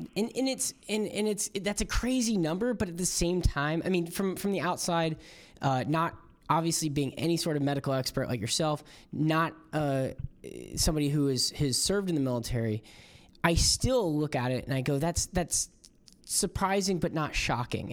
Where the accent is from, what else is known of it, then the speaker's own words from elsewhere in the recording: Florida, United States; I'm from Florida